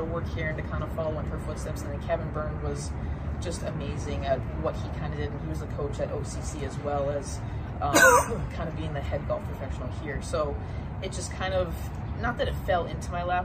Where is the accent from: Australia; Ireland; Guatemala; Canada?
Canada; moved away as an adult; growing up in Canada, played golf in the summer, played ice hockey in the winter.